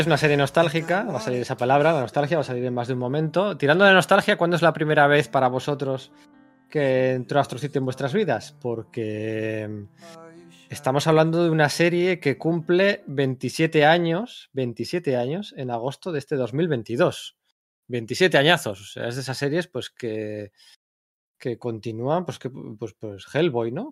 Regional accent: Bilbao, Basque Country, Spain

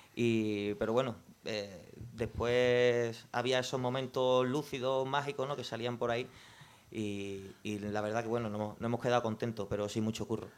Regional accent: Jerez de la Frontera, Andalusia, Spain; yo soy de Jerez

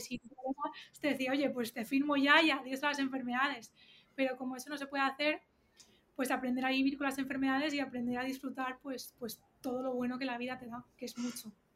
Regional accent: Valencia, Valencian Community, Spain; yo quiero muchísimo a mi, a mi Valencia

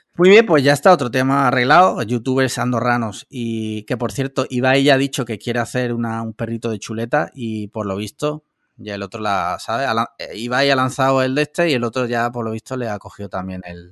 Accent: Andalusia, Spain; yo soy andaluz

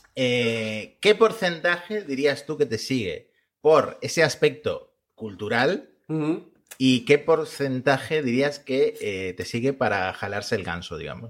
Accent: Argentina; now in Spain; como argentino

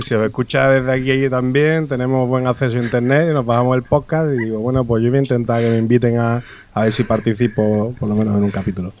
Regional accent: Montellano, Andalusia, Spain; el pueblo de mi padre, eh, donde me, crié de pequeñito

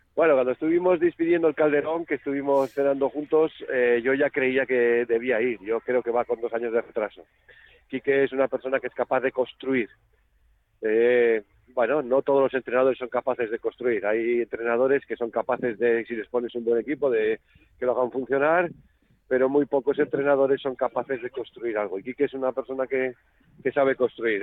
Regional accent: Catalonia, Spain; now in Logroño, Spain; yo soy catalán, poca gente lo sabe. Yo me he educado futbolísticamente en Cataluña

